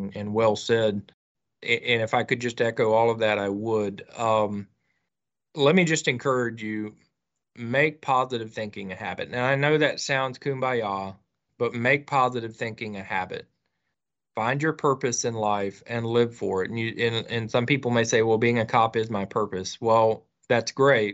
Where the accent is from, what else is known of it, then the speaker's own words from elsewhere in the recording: Northeast Florida, United States; my home state in Florida, Northeast Florida